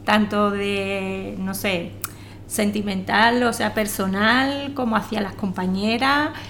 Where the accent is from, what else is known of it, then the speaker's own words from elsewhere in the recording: Jerez de la Frontera, Andalusia, Spain; y soy de Jerez de la Frontera.